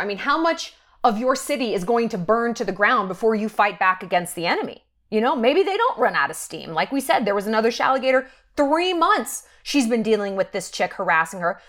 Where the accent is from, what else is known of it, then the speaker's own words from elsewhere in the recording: New York, United States; moved away; I'm from New York